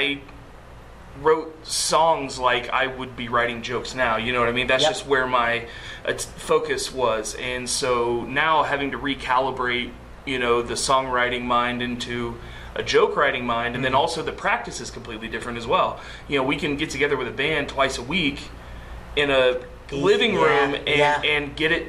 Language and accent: English; Anderson, Indiana, United States; also born or lived in Colorado; I was born in Colorado, raised in Anderson.